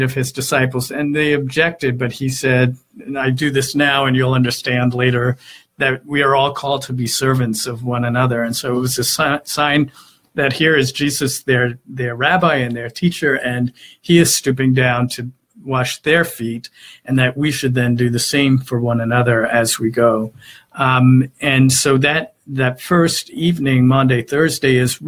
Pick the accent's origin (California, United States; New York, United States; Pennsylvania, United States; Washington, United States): New York, United States; Eastern Long Island; growing up on Eastern Long Island